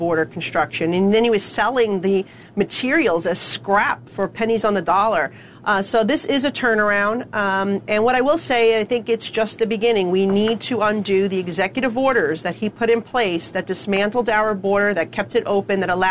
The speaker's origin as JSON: {"language": "English", "region": "New York", "country": "United States", "said": "I'm a New Yorker"}